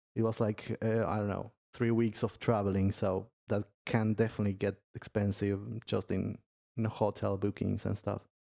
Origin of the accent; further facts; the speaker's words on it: Argentina; I'm from Argentina